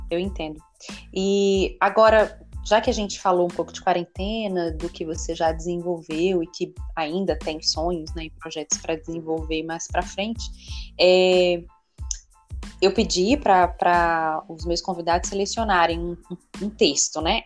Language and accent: Portuguese; Brazil; como cidadã, como brasileira